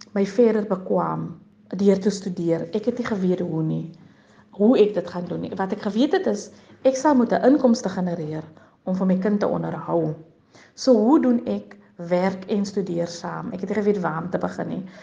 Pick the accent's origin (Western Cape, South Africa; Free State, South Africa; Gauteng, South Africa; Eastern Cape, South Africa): Western Cape, South Africa; Ladismith; Ek het grootgeword in die Hoekom Vallei. Die Hoekom Vallei is 'n plaasgemeenskap paar kilometer buite kan Lady Smith